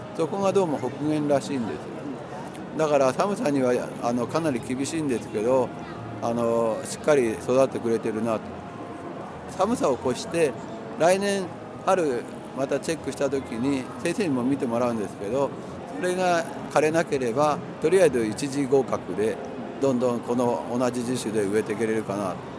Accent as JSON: {"language": "Japanese", "country": "Canada", "tie": "born or raised there", "second_language": "Japanese", "moved": "yes", "lives_now": "Sendai, Japan", "said": "カナダ出身なので実は僕の家の後ろにね本当に広い森があってよくあの兄弟でね遊んでいたり"}